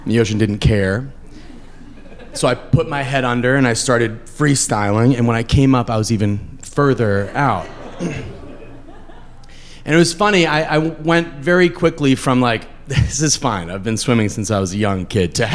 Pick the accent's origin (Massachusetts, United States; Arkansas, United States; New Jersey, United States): Massachusetts, United States; I grew up in Massachusetts